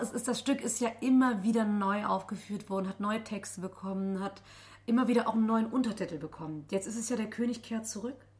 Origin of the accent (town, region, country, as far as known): Heinsberg district, North Rhine-Westphalia, Germany